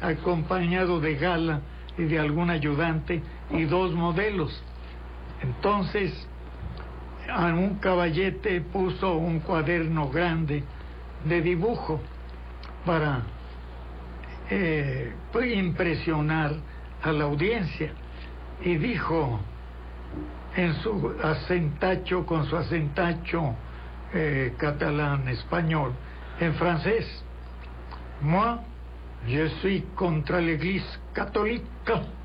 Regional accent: Guadalajara, Jalisco, Mexico; yo nací en 15 en Guadalajara

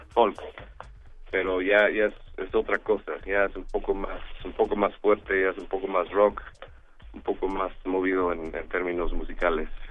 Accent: Oklahoma, United States; now in Mexico City, Mexico; yo soy de los Estados Unidos, de Oklahoma

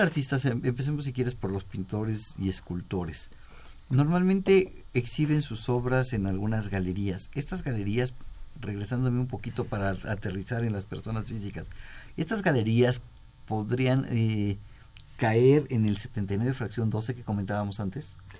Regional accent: Mexico

